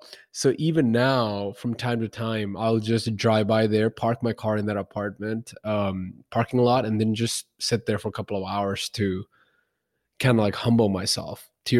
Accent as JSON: {"language": "English", "country": "India", "moved": "as an adult", "lives_now": "Dallas, United States", "said": "so I moved from India to over here in Dallas, and I've been in Dallas about 8+ years now, haven't moved outside of there much."}